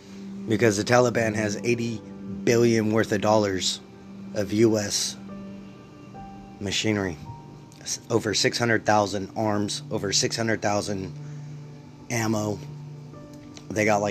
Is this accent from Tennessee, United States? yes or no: no; California, United States; I'm from California